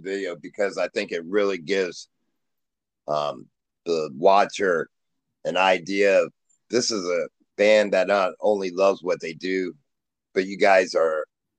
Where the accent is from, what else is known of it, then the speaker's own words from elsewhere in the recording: Ohio, United States; I know I'm from Ohio